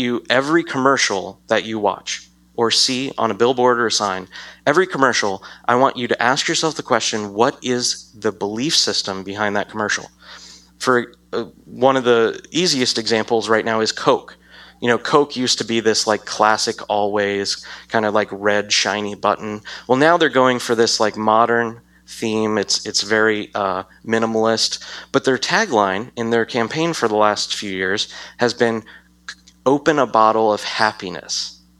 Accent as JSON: {"language": "English", "country": "United States"}